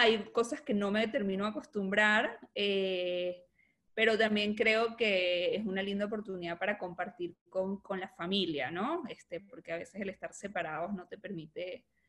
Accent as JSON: {"language": "Spanish", "country": "Venezuela", "said": "soy venezolana, eh, nací, mi padre era argentino, él estuvo exilado en Venezuela"}